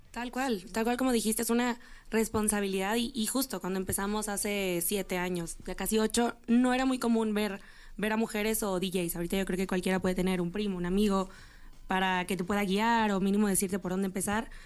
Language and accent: Spanish; Monterrey, Nuevo León, Mexico; now in Mexico City, Mexico; Somos de Monterrey